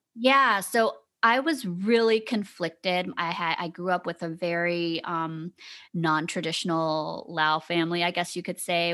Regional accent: Savannah, Georgia, United States; growing up in Savannah, Georgia

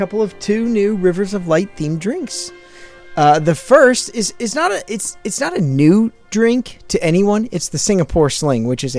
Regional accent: Northeast, United States; I'm from the Northeast.

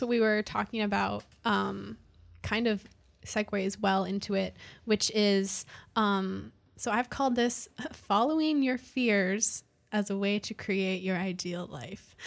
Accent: Canada; now in Austin, United States; so I'm from Canada

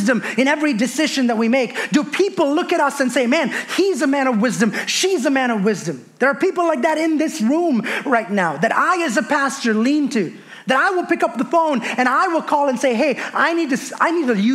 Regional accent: India; moved away as an adult; I was born and raised in India, moved here when I was 20 years old.

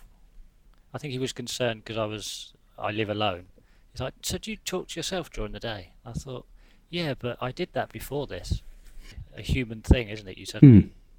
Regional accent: Leicester, East Midlands, United Kingdom; also born or lived in Hoo, Kent; I went to school in a little village called Hoo, H-O-O-O. But I grew up in Leicester in the late '80s, early '90s

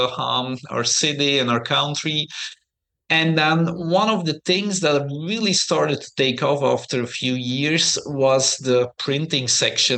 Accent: Belgium; English is a second language; moved away as an adult; I grew up in Belgium.

